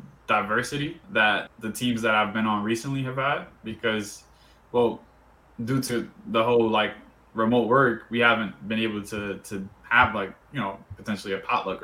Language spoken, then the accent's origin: English; New York City, New York, United States; also born or lived in Dominican Republic; I'm from New York too. I'm from East New York, 75th Precinct.